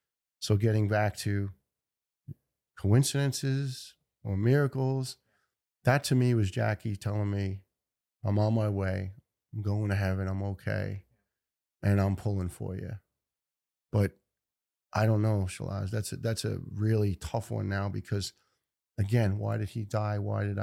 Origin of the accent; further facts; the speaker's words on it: Ireland; You know, I'm Irish, it's Guinness, and sometimes too much.